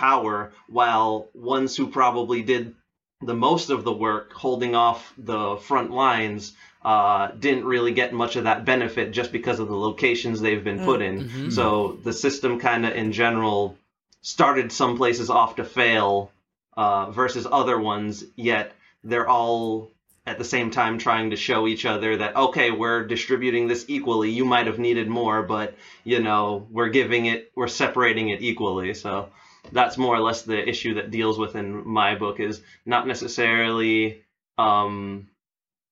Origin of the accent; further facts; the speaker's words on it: Belize; moved away; I was born and raised in the Caribbean, the country I lived in, which is Belize